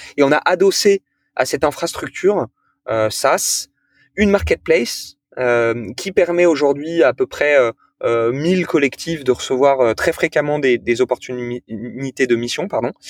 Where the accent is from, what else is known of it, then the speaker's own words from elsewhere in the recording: Toulon, Provence-Alpes-Côte d'Azur, France; j'ai grandi à Toulon